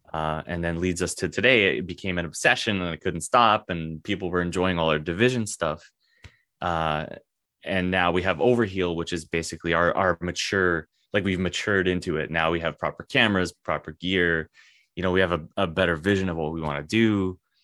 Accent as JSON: {"language": "English", "country": "Canada", "said": "as a Canadian"}